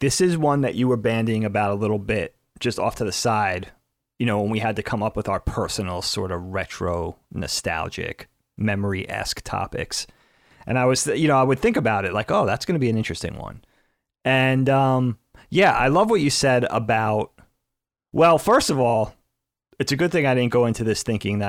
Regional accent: Northeast, United States; growing up in the Northeast, the woods were a big part of our surroundings. We grew up in the suburbs

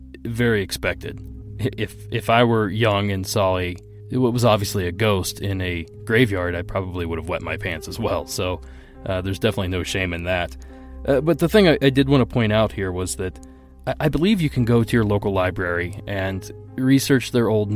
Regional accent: Ohio, United States; my home state of Ohio

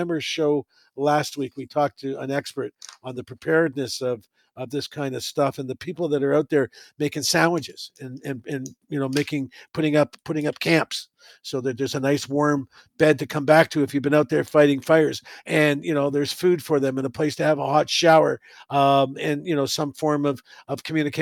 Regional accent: Canada; being a Canadian

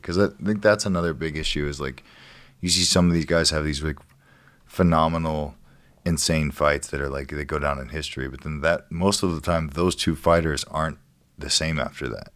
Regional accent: Ohio, United States; moved away as an adult; now in California, United States; where I grew up in Ohio

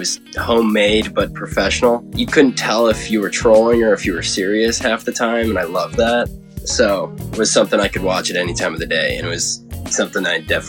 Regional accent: Chicago, Illinois, United States; I'm 18. I'm from Chicago area.

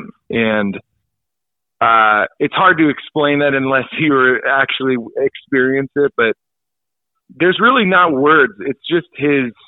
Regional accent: El Dorado Hills, California, United States; growing up in El Dorado Hills, as you know, it's a very safe, friendly, you know, no problems neighborhood

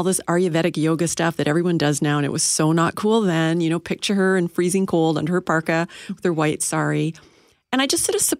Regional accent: Saskatchewan, Canada; as a typical immigrant settler kid living across Canada, particularly the prairies, did a lot of growing up in Saskatchewan, where my dad, believe it or not, was a United Church minister.

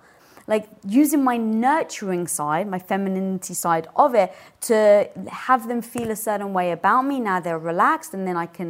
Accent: United Kingdom; I just had to show my dominance, especially being British and 5'1".

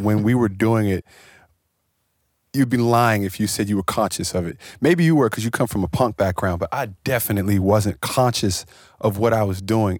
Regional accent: Washington, District of Columbia, United States; I come from Washington, D C, where we don't have the music scenes

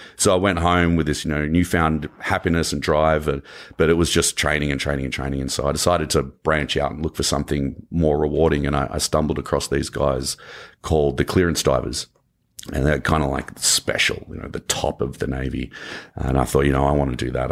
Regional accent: Canberra, Australian Capital Territory, Australia; accent: Australian; moved away as an adult; now in Los Angeles, United States; my hometown was the only state in Australia where marijuana was decriminalized

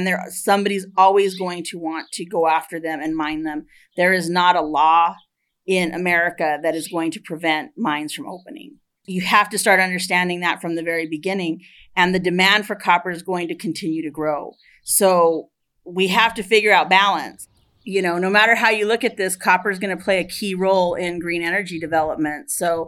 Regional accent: Superior, Arizona, United States; I was raised here in Superior, and I graduated from Superior High School in 1996.

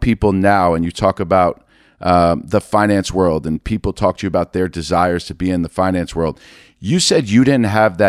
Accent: New York City, New York, United States; growing up in New York City

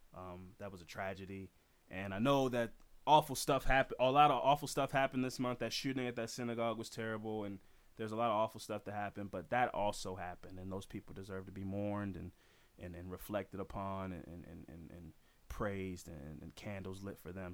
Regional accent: United States; in this country as an American

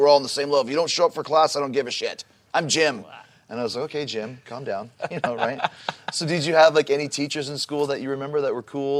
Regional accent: Canada; I'm from Canada, so we say grade 9 to grade 12.

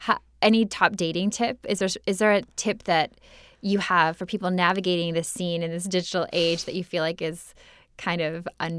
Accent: Minnesota, United States; now in Los Angeles, United States

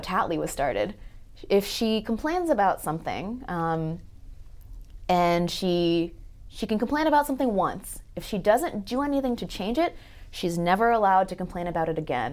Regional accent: Los Angeles, California, United States; I grew up in Los Angeles where it's a pretty big melting pot.

